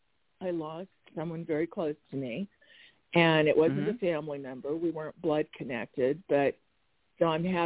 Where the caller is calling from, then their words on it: Arizona, United States; from Arizona.